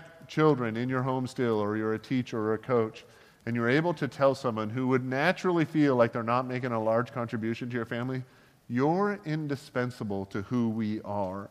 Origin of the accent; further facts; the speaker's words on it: Canada; growing up in Canada